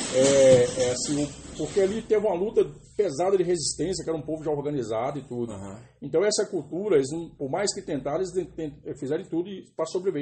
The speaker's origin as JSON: {"language": "Portuguese", "region": "north of Minas Gerais", "country": "Brazil", "tie": "born or raised there", "said": "No norte de Minas, eu menino"}